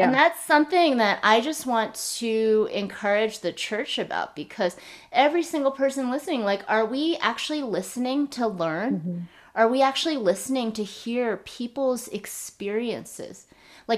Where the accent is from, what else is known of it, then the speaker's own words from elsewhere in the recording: United States; my husband and I were both born here